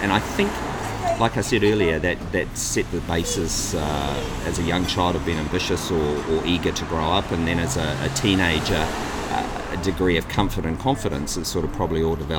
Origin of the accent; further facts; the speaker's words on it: New Zealand; Obviously, I was born in New Zealand, and my lifetime, initially, I was the fourth child, the last child.